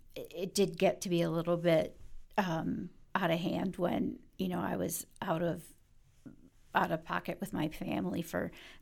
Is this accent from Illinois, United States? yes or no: no; Detroit, Michigan, United States; I'm from Detroit.